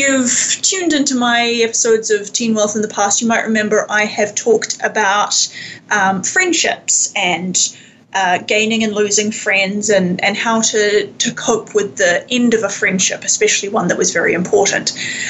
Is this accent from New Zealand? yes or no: yes; Wellington, New Zealand; moved away as an adult; now in Vancouver, Canada; I grew up in Wellington, New Zealand, and I moved to Canada, about 3.5 years ago, after having previously been here for a semester exchange at university. So I've been sort of back and forth between Canada and New Zealand a bit over the last few years.